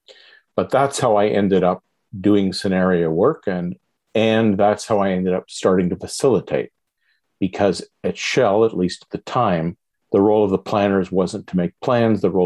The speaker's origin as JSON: {"language": "English", "town": "Montreal", "region": "Quebec", "country": "Canada", "tie": "born or raised there", "said": "I grew up in Montreal"}